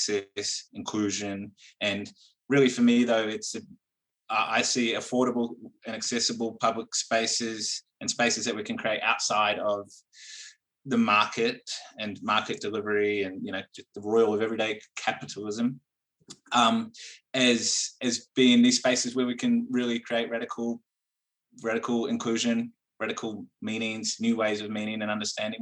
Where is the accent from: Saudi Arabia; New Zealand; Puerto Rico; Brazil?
New Zealand; Wellington; moved away as an adult; now in Melbourne, Australia; I am originally from Wellington and Aotearoa, New Zealand, and I moved to Melbourne about 10 years ago